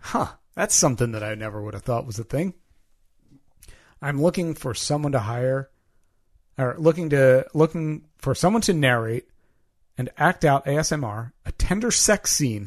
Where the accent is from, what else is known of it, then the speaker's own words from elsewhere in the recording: United Kingdom; I am a British, UK-based fan fiction writer